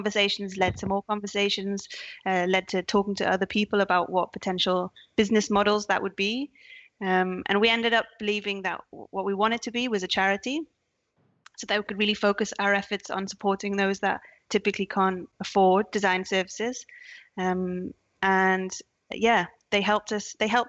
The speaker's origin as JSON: {"language": "English", "town": "Newcastle upon Tyne", "region": "North East England", "country": "United Kingdom", "accent": "Geordie", "said": "I'm a Geordie. I'm from Newcastle, the north of England"}